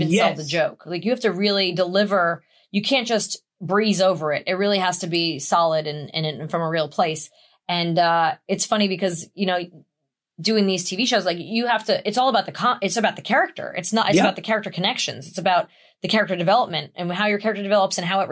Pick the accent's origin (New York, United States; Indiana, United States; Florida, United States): New York, United States; being a New Yorker